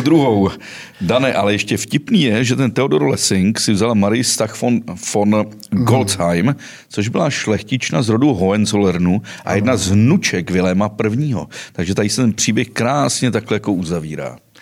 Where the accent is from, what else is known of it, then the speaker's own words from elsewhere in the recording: Cheb region, Karlovy Vary Region, Czechia; já jsem samozřejmě z Chebska, většina mých hostů je tady z Chebska